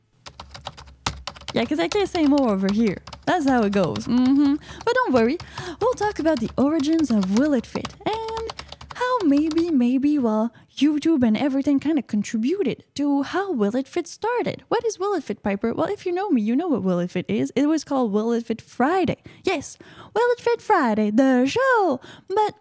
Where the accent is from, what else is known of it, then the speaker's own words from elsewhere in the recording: Canada; I live in Canada. I'm from Canada